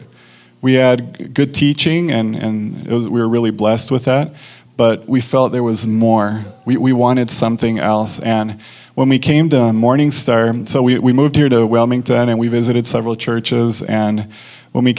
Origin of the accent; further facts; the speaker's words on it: Mexico; moved away; I grew up in Mexico